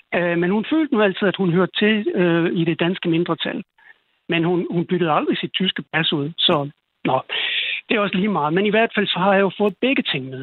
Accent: Denmark; jeg er selv dansker

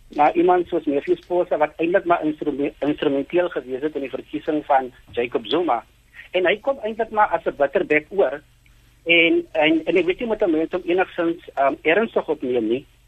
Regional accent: South Africa; ons as Suid-Afrikaners

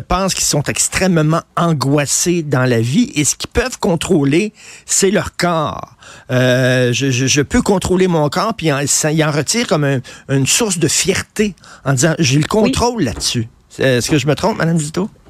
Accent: Montreal, Quebec, Canada; j'ai grandi à Verdun, je viens de Verdun

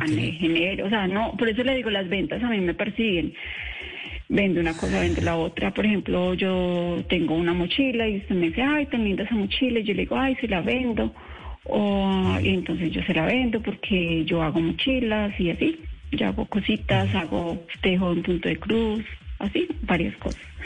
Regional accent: Armenia, Quindío, Colombia; also born or lived in Nemocón; yo soy colombiana, soy quindiana, soy cuyabra

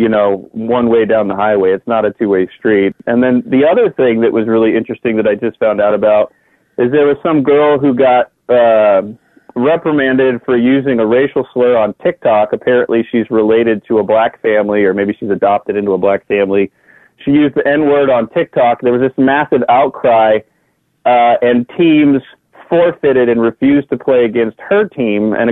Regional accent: Portland, Oregon, United States; moved away as an adult; also born or lived in Quechee, Vermont; now in Vermont, United States; I'm from Southeast Portland, Oregon. I mean, I'm from a big city

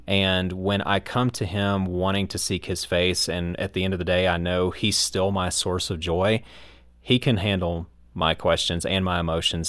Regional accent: United States; my American biased mind

